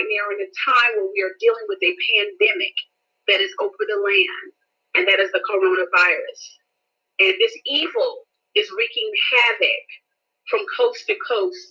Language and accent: English; North Carolina, United States; I'm from North Carolina